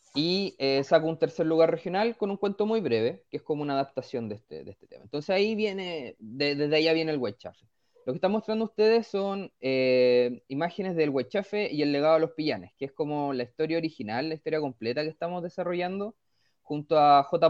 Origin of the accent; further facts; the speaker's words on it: Vallenar, Atacama, Chile; moved away as an adult; also born or lived in Concepción / Pozo Almonte; now in San Pedro de la Paz, Chile; yo nací en Vallenar, la verdad. Ya. Soy, nací en el norte del país y me llegué a estudiar a Concepción